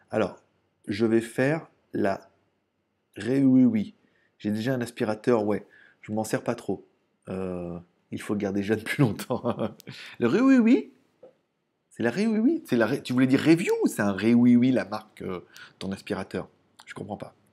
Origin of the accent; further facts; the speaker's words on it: Lyon, Auvergne-Rhône-Alpes, France; born there; Ouais, je sais, je sais, je suis né à Lyon, je suis né au Tonkin. Je connais bien Lyon.